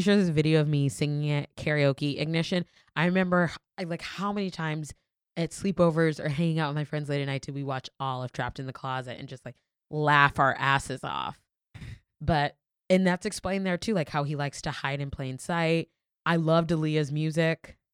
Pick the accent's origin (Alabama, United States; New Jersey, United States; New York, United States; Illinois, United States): New York, United States; also born or lived in Florida; as a New Yorker